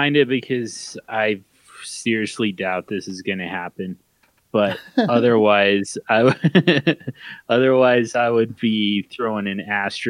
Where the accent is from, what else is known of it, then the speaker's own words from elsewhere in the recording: Denver, Colorado, United States; I'm a Broncos fan because I'm born and raised in Denver.